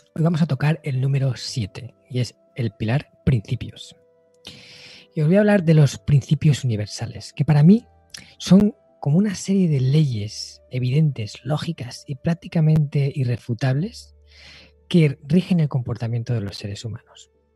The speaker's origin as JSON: {"language": "Spanish", "country": "Spain", "said": "aquí en mi país, ¿no? En España"}